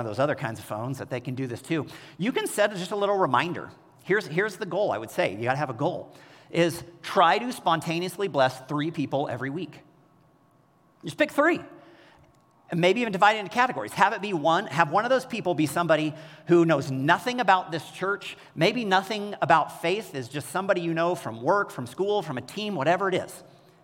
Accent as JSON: {"language": "English", "town": "Kansas City", "country": "United States", "tie": "born or raised there", "also_born_or_lived": "Bay Area, California", "moved": "as an adult", "said": "I grew up in Kansas City"}